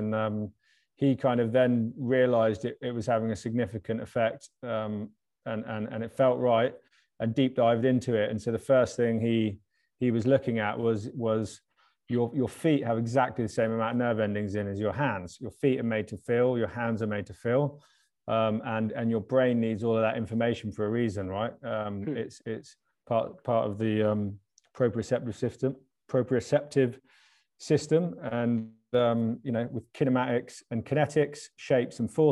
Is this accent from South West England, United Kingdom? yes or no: yes; South Devon, South West England, United Kingdom; also born or lived in London; we grew up down in South Devon, kind of kicking around on the beach